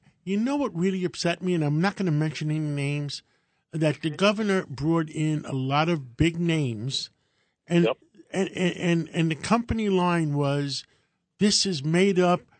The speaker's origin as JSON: {"language": "English", "town": "New York City", "region": "New York", "country": "United States", "tie": "born or raised there", "said": "I grew up in Harlem"}